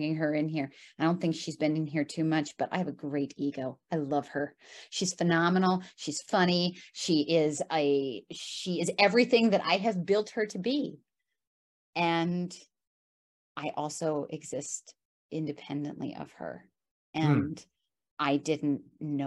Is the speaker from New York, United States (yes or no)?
yes; New York, United States; I'm a New Yorker